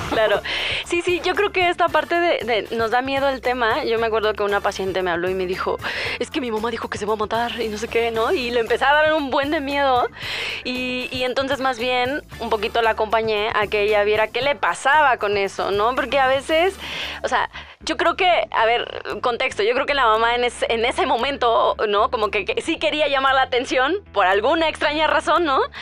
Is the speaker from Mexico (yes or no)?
yes; Hidalgo, Mexico; en mi pueblo, en Hidalgo